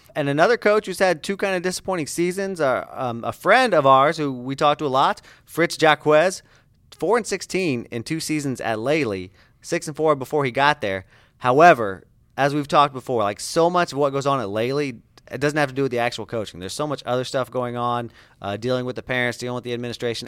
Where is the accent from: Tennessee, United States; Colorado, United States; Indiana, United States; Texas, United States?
Indiana, United States; now in Southwest Florida, United States; You know where I'm from? Indiana, yeah. Indiana. And the slogan there, we grow basketball.